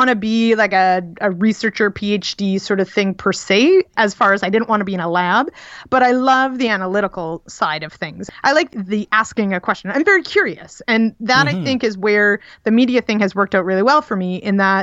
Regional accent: Manitoba, Canada; moved away; I am from Manitoba originally. I grew up on a teeny little, really a hobby farm outside of Winnipeg

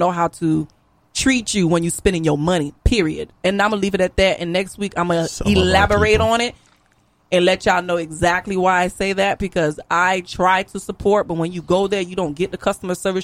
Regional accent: Lake Worth, Florida, United States; I'm from Lake Worth, Florida

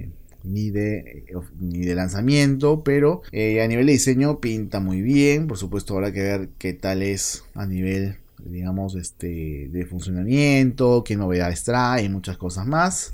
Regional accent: Peru; en mi país, Perú

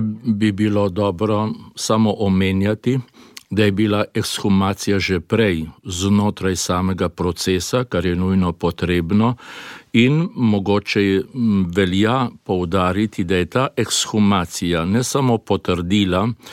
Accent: Slovenia; also born or lived in Belgrade, Serbia

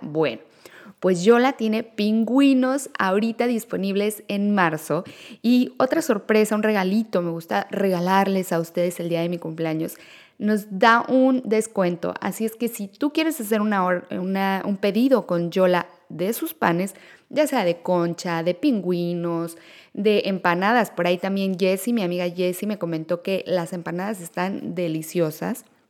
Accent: Mexico; now in Netherlands; somos mexicanos

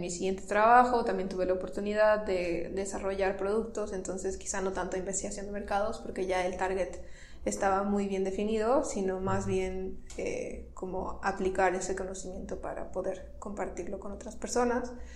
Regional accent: Tamaulipas, Mexico; moved away as an adult; also born or lived in Monterrey, Nuevo León; soy norteña, nací en Tamaulipas

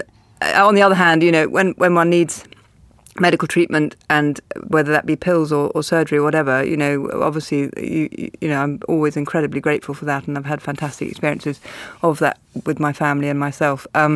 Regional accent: Australia; now in Cambridge, United Kingdom; I love the idea as an Australian, Ray. You think Oxford... I live in Cambridge, of course, which is miles away and completely...

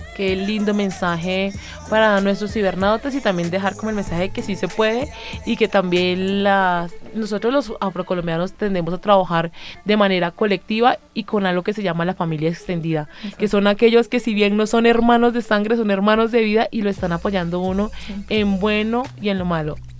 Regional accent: Bogotá, Bogotá Capital District, Colombia; yo me crié en Usme, en la localidad quinta de Usme, al sur de la ciudad.

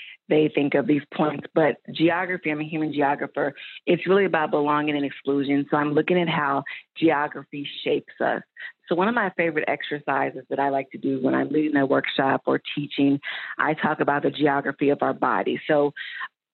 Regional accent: Louisville, Kentucky, United States; also born or lived in Atlanta; I'm from Louisville, Kentucky, but Atlanta is my spiritual home.

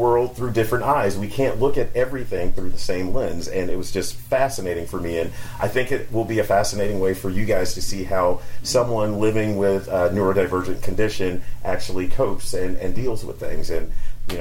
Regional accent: North Carolina, United States; I'm from North Carolina

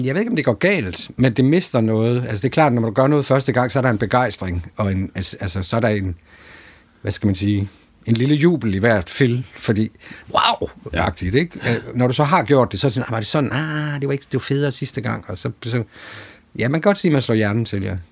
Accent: Aarhus, Central Denmark Region, Denmark; jeg kommer jo fra Aarhus Friskole

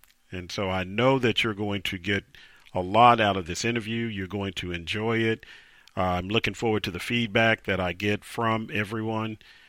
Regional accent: Tulsa, Oklahoma, United States; my hometown, Tulsa, Oklahoma

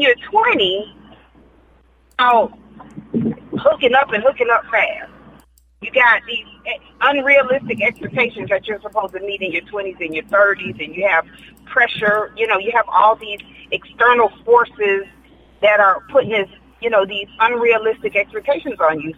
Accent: South Florida, United States; I'm from South Florida. Yeah, I'm from South Florida.

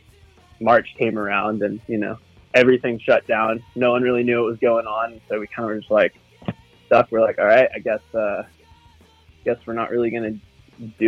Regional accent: Santa Barbara, California, United States; We're from Santa Barbara, California, which is kind of like a small little surf town in California

